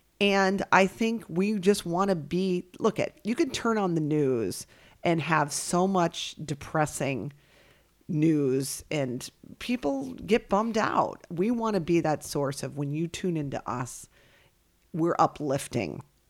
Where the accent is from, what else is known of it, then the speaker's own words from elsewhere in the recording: New York, United States; because where I grew up in New York, they were a rounder bun.